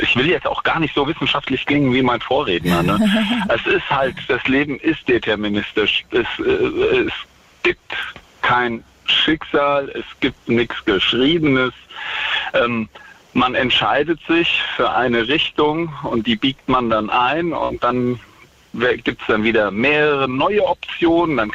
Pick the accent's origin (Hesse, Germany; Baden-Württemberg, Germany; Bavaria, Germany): Hesse, Germany; Central